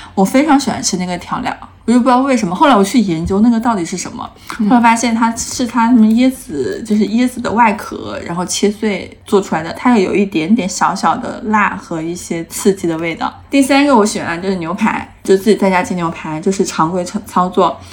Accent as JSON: {"language": "Chinese", "region": "Hunan", "country": "China", "said": "我作为一个湖南人"}